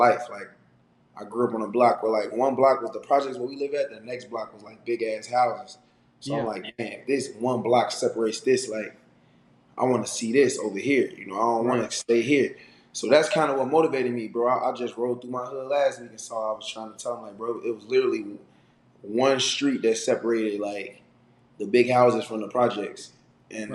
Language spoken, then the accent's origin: English; Chicago, Illinois, United States; I grew up in Chicago playing, you know, in grade school those years